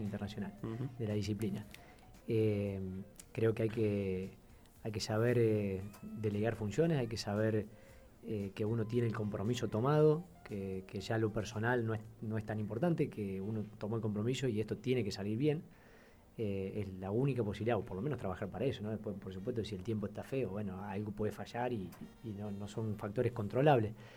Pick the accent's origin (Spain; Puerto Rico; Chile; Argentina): Argentina; como somos los argentinos, medio eh, ingeniosos